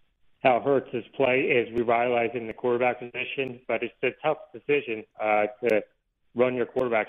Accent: Delco, Pennsylvania, United States; moved away as an adult; now in Utah, United States; Yes, I'm originally from the Delco area. I grew up there. I've been lived in the area about 9 years.

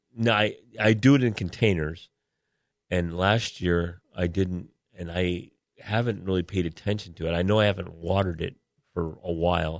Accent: Syracuse, New York, United States; now in San Diego, United States; I'm from Syracuse

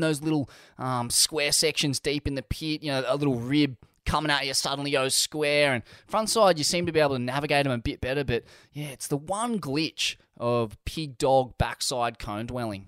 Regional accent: Australia; being an Australian

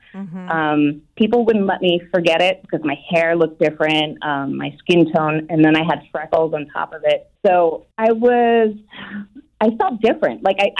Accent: Scotland, United Kingdom; born there; And 9 months later, I was born in Scotland.

